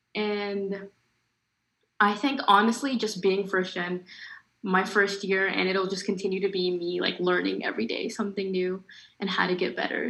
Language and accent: English; Minnesota, United States; moved away as an adult; now in Georgia, United States; I came from Minnesota, which is a completely different environment from Georgia. I like Minnesota had a really big Somali population, so I was always kind of surrounded with people that were culturally similar to me.